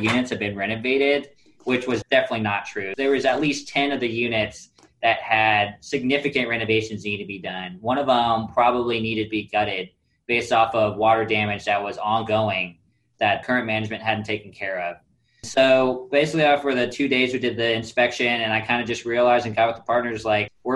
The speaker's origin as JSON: {"language": "English", "town": "Kansas City", "country": "United States", "moved": "yes", "said": "I'm from Kansas City originally"}